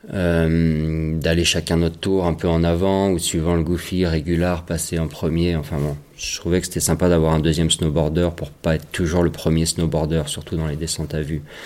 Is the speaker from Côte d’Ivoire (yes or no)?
no; Chamonix, Auvergne-Rhône-Alpes, France; j'ai grandi juste à côté chez mes parents là.